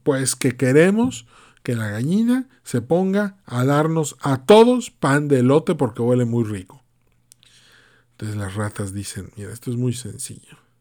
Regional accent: Mexico; México, pues mi país de origen, un país al que amo muchísimo

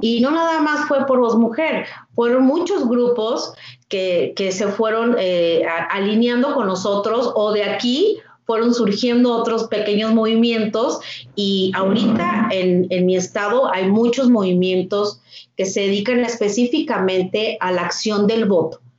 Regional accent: Torreón, Coahuila, Mexico; also born or lived in Monterrey; soy de Torreón, Coahuila

